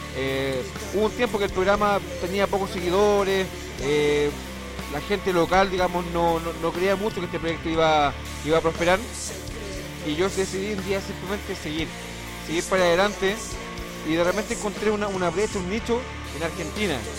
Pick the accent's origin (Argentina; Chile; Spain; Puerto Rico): Chile; me considero un chileno